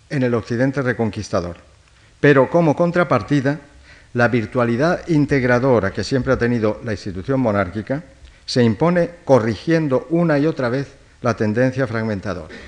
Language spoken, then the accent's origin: Spanish; Toledo, Castilla-La Mancha, Spain; born there; bueno, soy un toledano que ha vivido muy poco en Toledo, es decir, yo nací en Toledo, pero, si voy a Toledo siempre me pierdo